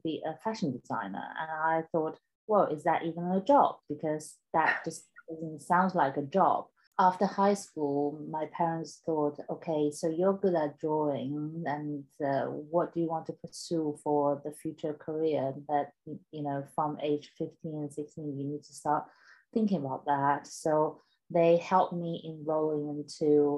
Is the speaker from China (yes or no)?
yes; Beijing, China; English is a second language; moved away as an adult; also born or lived in United Kingdom / South Wales; now in London, United Kingdom; I was born and raised in China until I was 18